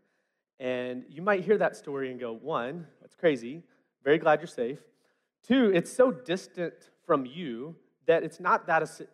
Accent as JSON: {"language": "English", "town": "West Memphis", "region": "Arkansas", "country": "United States", "tie": "born or raised there", "said": "I grew up in West Memphis, Arkansas"}